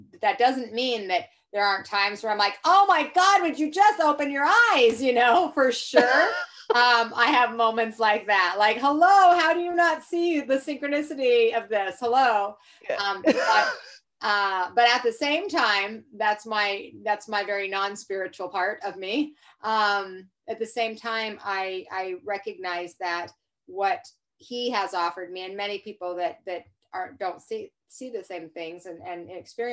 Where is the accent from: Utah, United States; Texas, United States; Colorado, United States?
Utah, United States; Salt Lake City; I was raised in Salt Lake City, Utah.